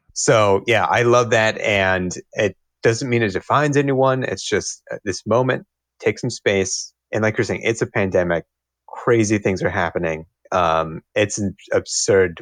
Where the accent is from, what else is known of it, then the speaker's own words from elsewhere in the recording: Cincinnati, Ohio, United States; also born or lived in Bloomington, Indiana / Arkansas; now in Madison, United States; Cincinnati, Ohio. Originally.